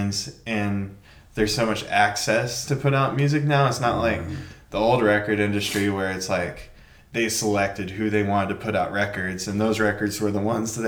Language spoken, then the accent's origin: English; Canyon, Texas, United States; also born or lived in Amarillo, Texas / Austin, Texas / El Paso, Texas / Minnesota; Grew up in Canyon.